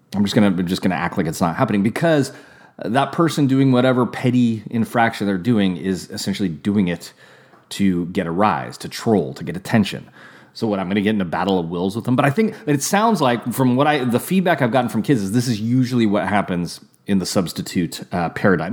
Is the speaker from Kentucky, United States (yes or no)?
no; California, United States; also born or lived in Santa Rosa, California; now in Napa, California, United States